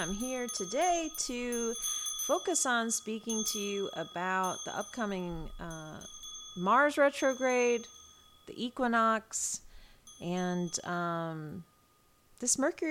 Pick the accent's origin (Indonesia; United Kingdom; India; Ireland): United Kingdom; England; born there; now in United States; I was born in England. I have a British passport, although I'm very American, I feel very British too